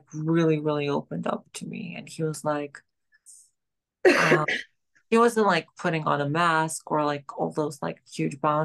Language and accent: English; Georgia; now in New York City, United States; I'm from Georgia